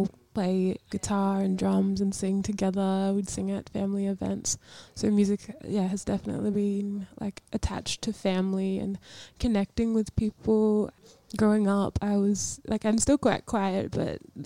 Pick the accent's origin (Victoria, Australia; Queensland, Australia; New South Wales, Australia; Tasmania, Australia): Queensland, Australia; North; I'm from North Queensland